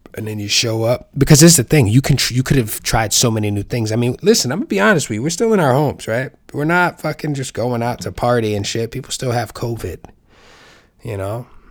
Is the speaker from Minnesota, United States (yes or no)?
no; New York City, New York, United States; New York City is my hometown